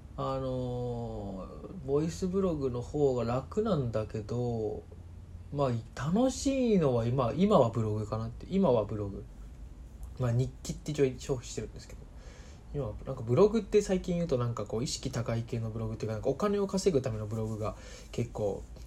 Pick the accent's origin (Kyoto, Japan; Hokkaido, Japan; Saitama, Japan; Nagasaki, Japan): Saitama, Japan; moved away as an adult; also born or lived in Osaka; now in Tokyo, Japan; 出身であの埼玉